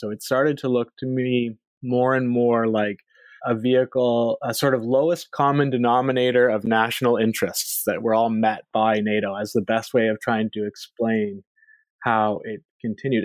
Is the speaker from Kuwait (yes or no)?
no; Canada; moved away as an adult; also born or lived in Philadelphia; I am a Canadian by by birth and by background